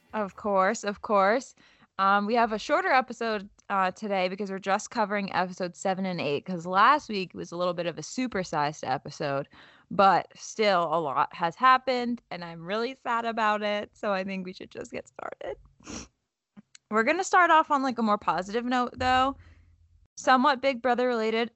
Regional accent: Boston, Massachusetts, United States; We're both, like, Boston girls

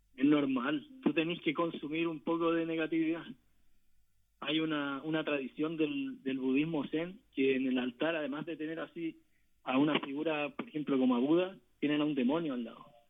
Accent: Chile; nos diría a nosotros como pueblo chileno

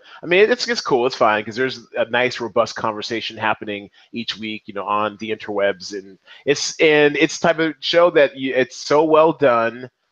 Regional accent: Seattle, Washington, United States; now in Las Vegas, United States; I'm from Seattle originally

